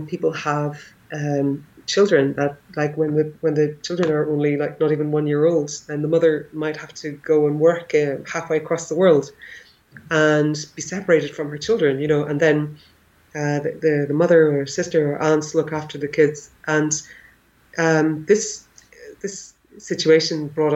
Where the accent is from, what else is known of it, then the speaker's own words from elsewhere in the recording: Ireland; first language English; moved away as an adult; also born or lived in India / Austria / Northern Ireland; now in Leipzig, Germany; growing up in Ireland in the 80s